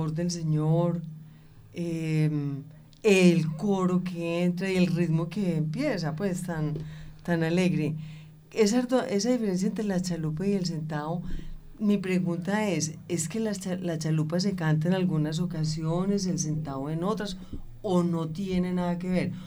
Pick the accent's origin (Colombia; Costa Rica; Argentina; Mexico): Colombia; Antioquia; nosotros pues como tan paisas por aquí